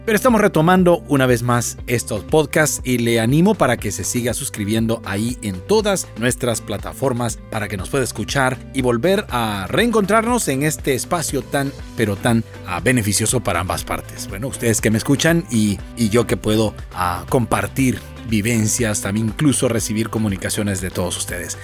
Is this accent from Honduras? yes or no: yes; Honduras; En mi país, Honduras